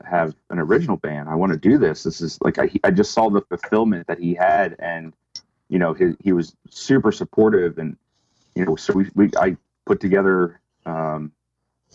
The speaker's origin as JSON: {"language": "English", "area": "Cecil County", "region": "Maryland", "country": "United States", "tie": "born or raised there", "also_born_or_lived": "Utah", "said": "We moved back when I was very young, so I consider Maryland home, and that's where I reside. I bought a house in my hometown"}